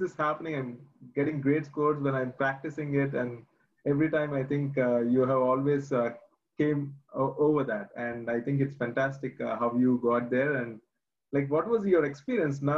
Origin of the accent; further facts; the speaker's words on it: India; moved away as an adult; now in United States; I'm originally from India, came here as an international student 5 years ago